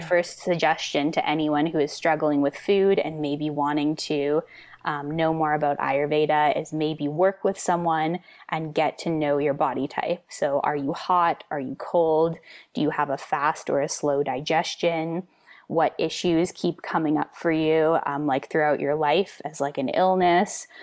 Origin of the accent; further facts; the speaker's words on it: the Kootenays, British Columbia, Canada; I grew up in the Kootenays